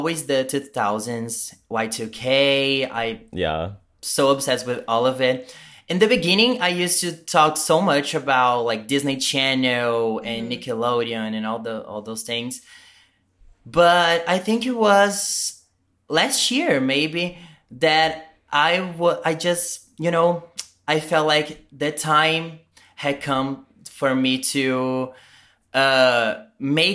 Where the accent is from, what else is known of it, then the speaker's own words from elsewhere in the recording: Brazil; first language Portuguese; English is a second language; I'm from Brazil. I speak Portuguese.